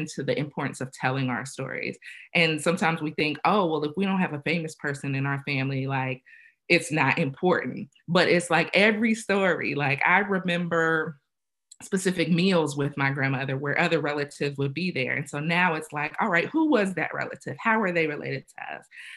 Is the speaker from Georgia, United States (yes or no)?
yes; Augusta, Georgia, United States; now in Concord, United States; I'm from Augusta, Georgia. I have to, you know, shout out the hometown as well